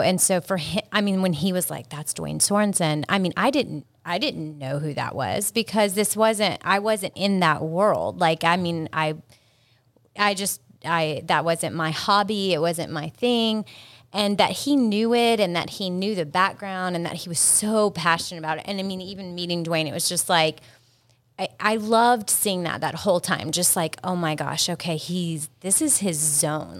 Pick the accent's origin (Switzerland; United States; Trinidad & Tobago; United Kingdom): United States; South Carolina; accent: South Carolina; moved away as an adult; also born or lived in Boca Raton, Florida; now in Fort Lauderdale, United States; really South Carolina's our home